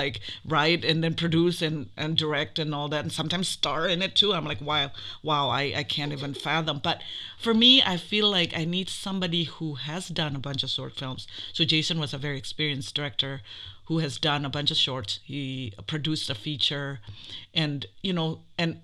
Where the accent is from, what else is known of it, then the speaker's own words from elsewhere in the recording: Jakarta, Indonesia; moved away as an adult; I'm from Indonesia originally. I was born in Jakarta. I came here when I was 18 years old for college.